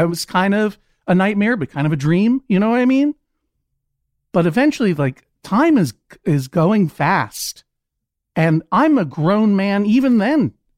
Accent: Brookline, Massachusetts, United States; I am from Brookline, Massachusetts

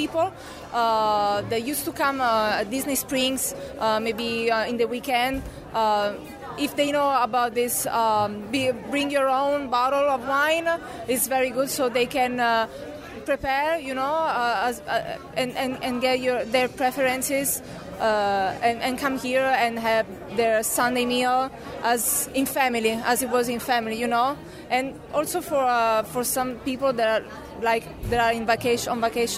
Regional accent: Rome, Lazio, Italy; moved away; I'm from Italy. I'm from Rome.

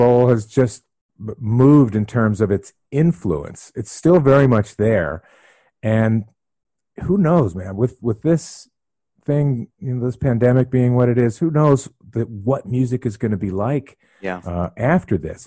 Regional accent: Philadelphia, Pennsylvania, United States; I'm from Philadelphia

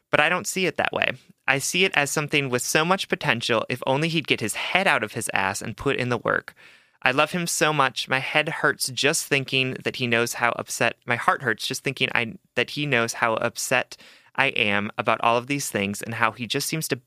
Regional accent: Hawaii, United States; I'm Asian, I'm from Hawaii

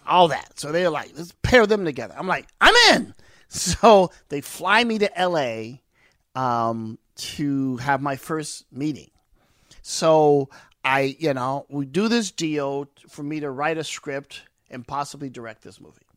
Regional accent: East St. Louis, Illinois, United States; growing up in East Saint Louis, East Saint Louis is rough, rugged, and raw

